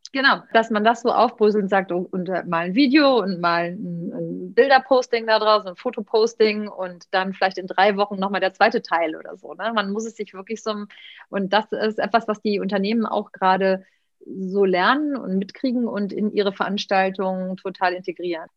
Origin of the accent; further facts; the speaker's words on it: Cologne, North Rhine-Westphalia, Germany; Ich bin, bin, Kölnerin